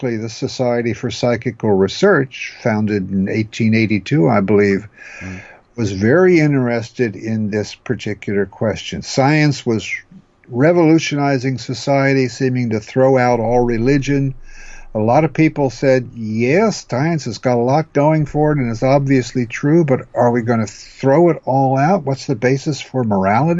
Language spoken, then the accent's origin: English; New Jersey, United States; now in California, United States; I was raised as a Lutheran as a child back in New Jersey